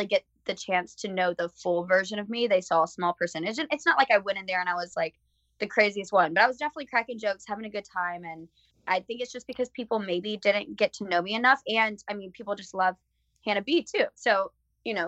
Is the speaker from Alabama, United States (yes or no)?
yes; Alabama, United States